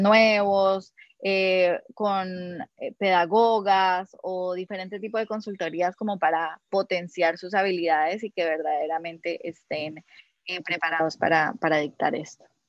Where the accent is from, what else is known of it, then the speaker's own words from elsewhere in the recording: Colombia; moved away as an adult; also born or lived in United States; now in Peru; yo, soy colombiana